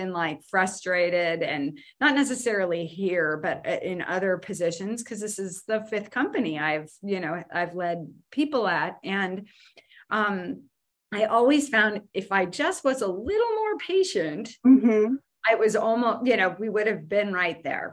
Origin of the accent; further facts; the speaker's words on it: New Jersey, United States; moved away; I'm originally from New Jersey